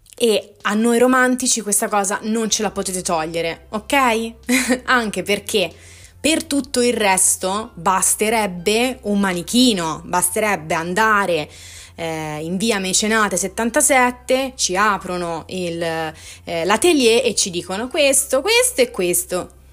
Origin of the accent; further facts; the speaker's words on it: Tuscany, Italy; io sono toscana